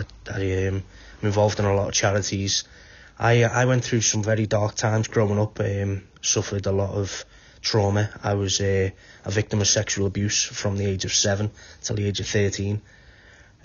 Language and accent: English; Wallasey, North West England, United Kingdom; moved away as an adult; also born or lived in Liverpool; now in Wales; My mum's from Wallasey, so I grew up in Wallasey. Moved to Liverpool when I was about 15, 16. So, but I'm now living in Wales